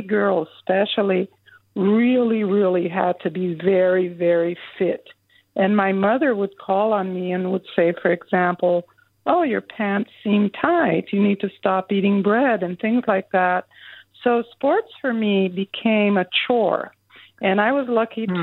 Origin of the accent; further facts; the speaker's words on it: São Paulo, Brazil; now in Berkeley, United States; I grew up in Brazil, in southern Brazil, in Sao Paulo